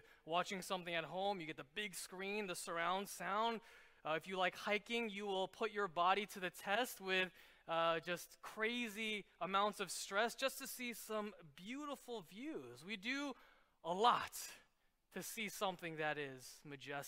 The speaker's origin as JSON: {"language": "English", "town": "New York City", "region": "New York", "country": "United States", "moved": "as an adult", "lives_now": "Philadelphia, United States", "said": "I've been in Philadelphia for about coming up on my 10th year, but I'm originally from New York City."}